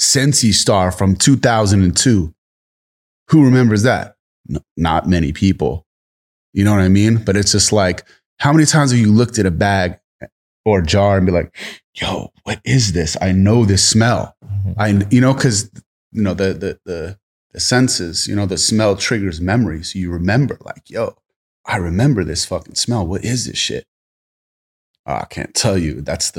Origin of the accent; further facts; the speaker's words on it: East Coast, United States; now in California, United States; I'm from the East Coast and came to Cali